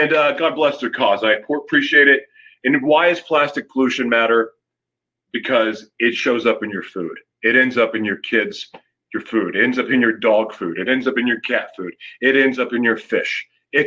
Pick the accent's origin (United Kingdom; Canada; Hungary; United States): United States; I am from the United States